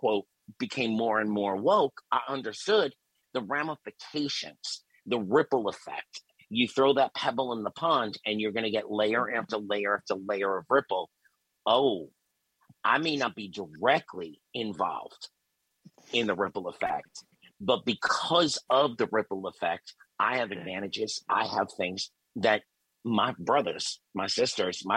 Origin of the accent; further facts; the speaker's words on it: New York, United States; I grew up in New York